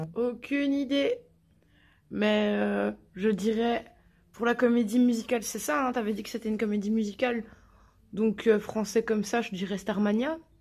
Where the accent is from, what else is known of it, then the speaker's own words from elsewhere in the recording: Belgium; Je suis belge.